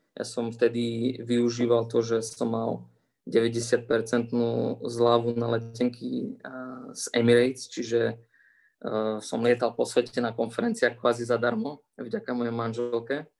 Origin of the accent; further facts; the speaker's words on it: Košice, Košice Region, Slovakia; moved away as an adult; also born or lived in Toulouse, France / Italy / Dubai / Saudi Arabia; now in Thuwal, Saudi Arabia; ja môžem sedieť aj doma v Košiciach a môžem robiť kvalitnú vedu